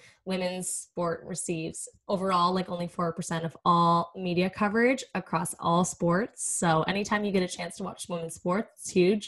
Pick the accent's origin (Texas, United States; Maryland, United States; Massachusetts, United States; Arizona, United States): Massachusetts, United States; Boston; my family is from here. Like I'm from the East Coast